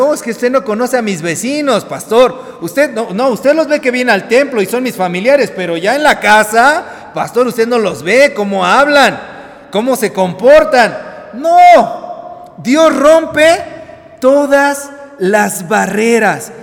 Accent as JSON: {"language": "Spanish", "country": "Mexico", "said": "nuestro país"}